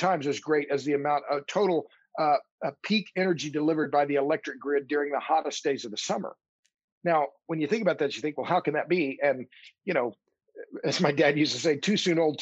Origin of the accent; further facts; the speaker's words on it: Oklahoma, United States; now in Austin, United States; I'm from Oklahoma